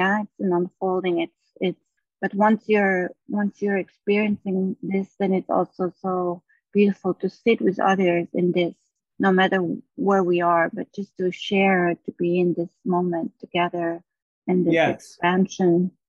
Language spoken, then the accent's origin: English; Maui, Hawaii, United States; From Hawaii.